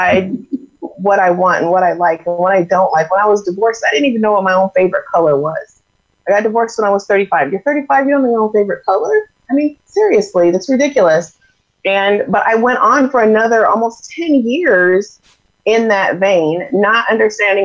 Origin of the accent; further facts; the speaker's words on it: Iowa, United States; moved away as an adult; now in Arizona, United States; I'm originally from Iowa